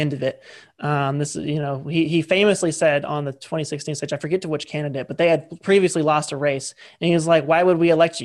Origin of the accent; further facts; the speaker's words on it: United States; I say this as an American